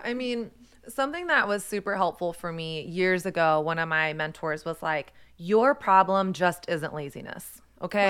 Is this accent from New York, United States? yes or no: no; Texas, United States; I primarily grew up in Texas.